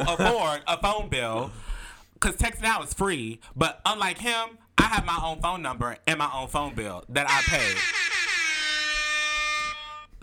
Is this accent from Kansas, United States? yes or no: no; Alexandria, Louisiana, United States; moved away as an adult; now in Lafayette, United States; as you may know, I live in Lafayette, Louisiana. I'm originally from Alexandria, Louisiana